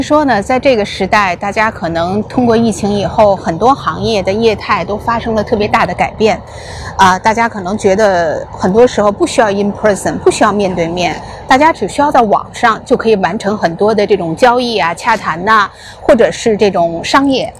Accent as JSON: {"language": "Chinese", "country": "China", "moved": "yes", "lives_now": "Los Angeles, United States", "said": "我们中国人"}